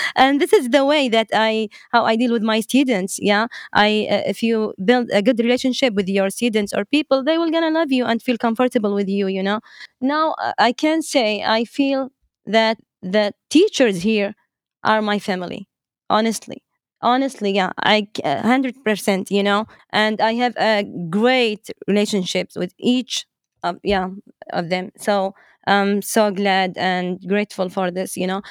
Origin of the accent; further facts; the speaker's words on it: Dammam, Eastern Province, Saudi Arabia; English is a second language; I was born in Dammam, and I'm, I'm from Saudi Arabia, uh, Eastern Province